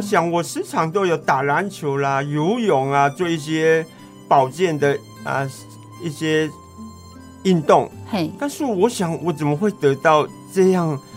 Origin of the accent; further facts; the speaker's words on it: Chenggong, Taitung County, Taiwan; moved away; 我的故乡在成功镇